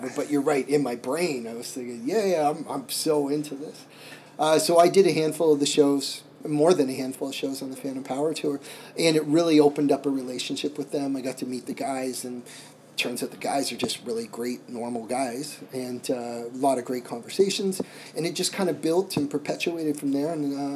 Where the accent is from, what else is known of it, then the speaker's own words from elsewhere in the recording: Canada; I'm from Canada